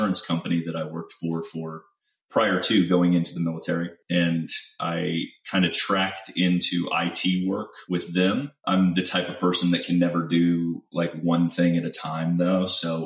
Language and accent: English; Central Illinois, United States; moved away as an adult; now in Houston, United States; I'm originally from Central Illinois, and I was born and raised there, spent about 18 years there